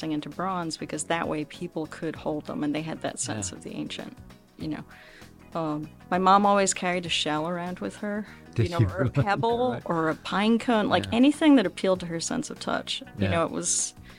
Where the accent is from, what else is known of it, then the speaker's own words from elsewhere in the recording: Scotland, United Kingdom; moved away as an adult; also born or lived in Nairobi, Kenya; now in Akron, United States; my background growing up in Scotland